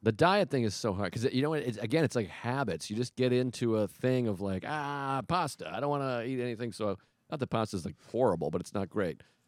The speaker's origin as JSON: {"language": "English", "town": "Boston", "region": "Massachusetts", "country": "United States", "tie": "born or raised there", "said": "I grew up in Boston"}